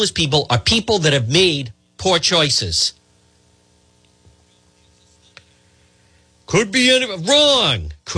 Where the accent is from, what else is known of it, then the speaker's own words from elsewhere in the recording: Cranston, Rhode Island, United States; growing up in Edgewood.